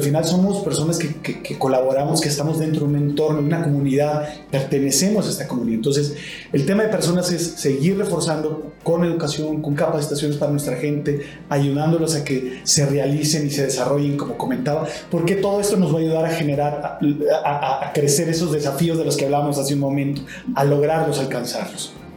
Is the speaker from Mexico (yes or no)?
yes; Mexico; también soy mexicano